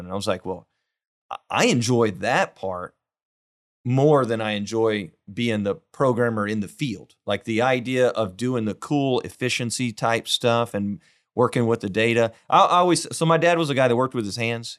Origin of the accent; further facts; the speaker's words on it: Weimar, Texas, United States; now in Houston, United States; I'm from a little town, uh, Weimar, just an, a, about an hour west of here